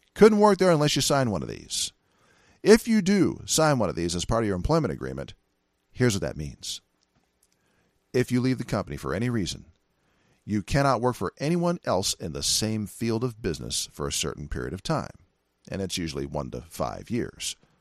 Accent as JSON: {"language": "English", "region": "California", "country": "United States", "said": "California, my home state"}